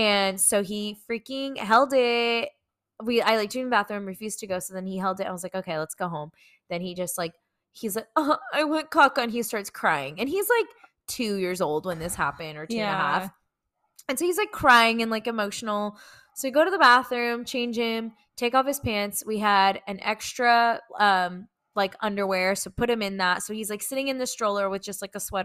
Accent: Victorville, California, United States; I'm from Victorville

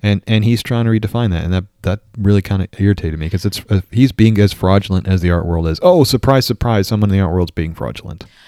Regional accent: New York, United States; moved away; also born or lived in Minnesota; I grew up in New York

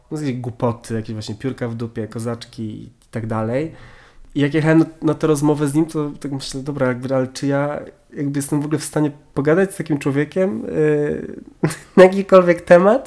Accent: Warmian-Masurian Voivodeship, Poland; moved away as an adult; also born or lived in Wrocław; ja jestem z Warmii i Mazur

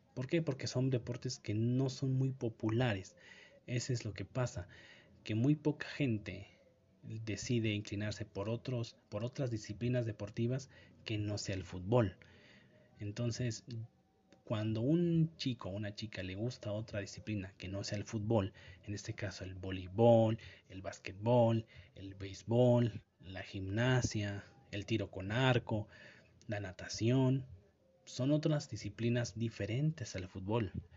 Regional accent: Mexico; como mexicano

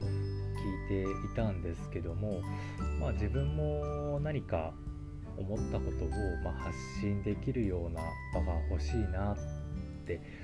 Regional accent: Kyushu, Japan; moved away as an adult; now in Tokyo, Japan; 私もともと生まれは九州の方になるんですけども、えっと、東京に、え引っ越してきたのは、えっと、本当につい最近ですね

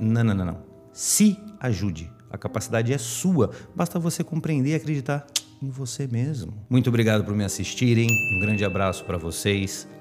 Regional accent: Santos, São Paulo, Brazil; aqui em Santos, vocês sabem que eu sou de Santos

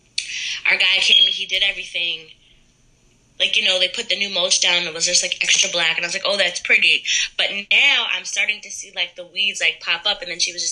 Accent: Middletown, United States; I'm from Middletown originally

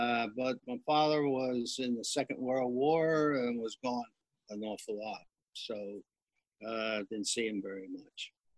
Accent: New Jersey, United States; also born or lived in Ocean View, New Jersey; I was born in South Jersey in 1935, and my father was in the military in the Coast Guard.

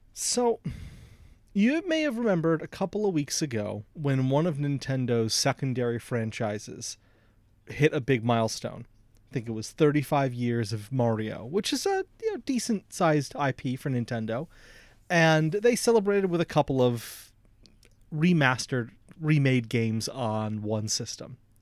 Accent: United States; I, as an American

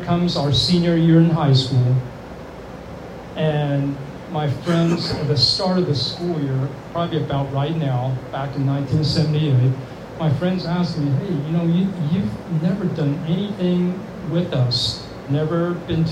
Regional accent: Birmingham, Alabama, United States; I grew up in Birmingham, Alabama, in the 70s

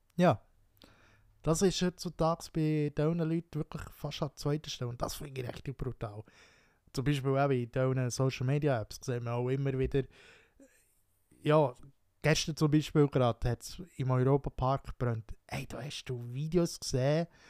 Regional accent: Wino, Bern, Switzerland; Wino, dort wo ich aufgewachsen bin, Wino

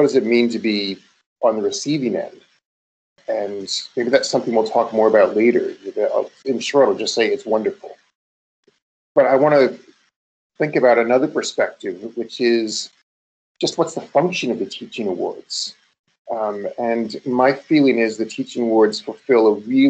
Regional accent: Canada; moved away as an adult; also born or lived in United States; I'm Canadian

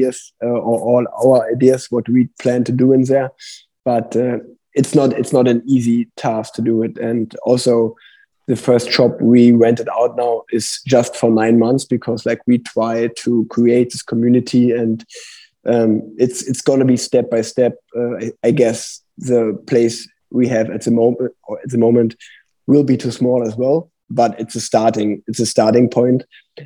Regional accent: Cologne, North Rhine-Westphalia, Germany; first language German; English is a second language; Cologne, my hometown

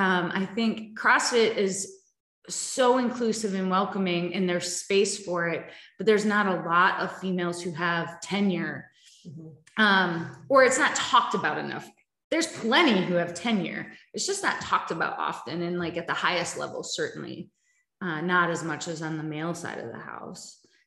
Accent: Wisconsin, United States; I was born and raised in Wisconsin on a farm.

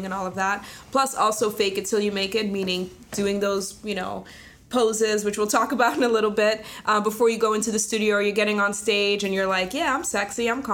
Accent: Netherlands; now in United States; I grew up in Holland

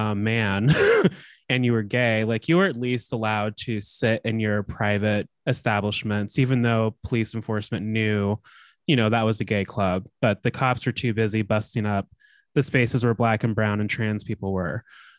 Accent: Chicago, Illinois, United States; Bitch, I'm from Chicago.

